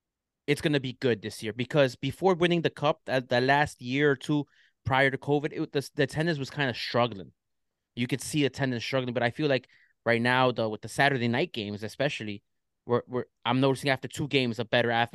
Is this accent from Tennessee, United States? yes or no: no; New York, United States; And I'm a New Yorker. You walk everywhere.